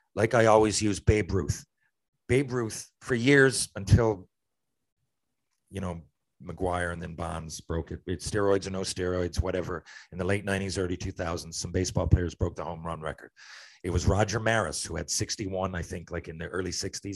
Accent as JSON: {"language": "English", "country": "Canada", "said": "I'm Canadian"}